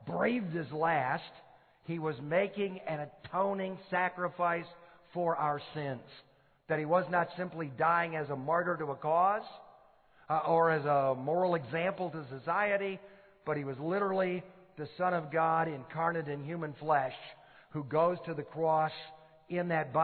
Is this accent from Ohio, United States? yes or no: no; Detroit, Michigan, United States; I grew up in Detroit, Michigan, in a totally non-Christian family